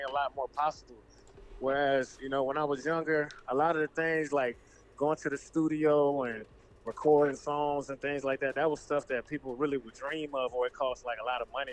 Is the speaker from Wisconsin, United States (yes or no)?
no; Leesburg, Virginia, United States; born or raised there; also born or lived in South Carolina